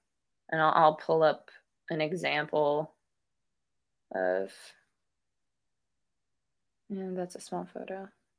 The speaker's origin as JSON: {"language": "English", "region": "Midwest", "country": "United States", "accent": "Midwestern", "said": "My Midwestern accent is coming out."}